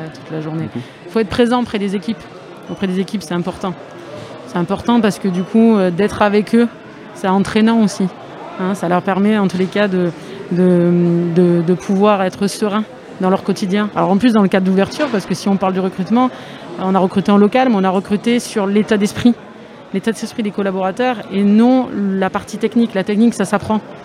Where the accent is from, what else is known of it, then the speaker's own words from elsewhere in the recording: Aix-en-Provence, Provence-Alpes-Côte d'Azur, France; moved away; je suis du 13 à la base. Hein. Bon, je suis pas de Arles, mais je suis d'Aix-en-Provence